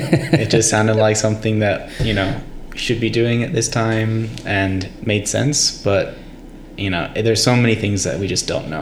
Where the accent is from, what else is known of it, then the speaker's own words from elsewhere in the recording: Maryland, United States; moved away as an adult; also born or lived in Australia; now in Boulder, United States; I grew up in Maryland, near DC, basically.